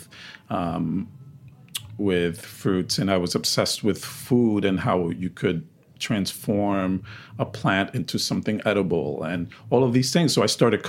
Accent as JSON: {"language": "English", "town": "New York City", "region": "New York", "country": "United States", "tie": "born or raised there", "also_born_or_lived": "Dominican Republic", "said": "I am a child of the Bronx, raised in the Bronx since the age of 5"}